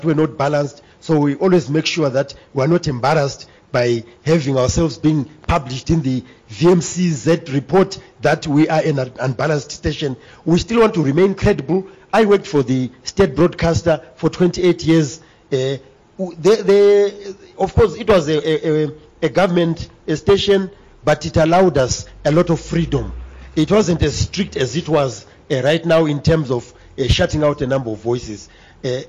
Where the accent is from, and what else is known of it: Zimbabwe; moved away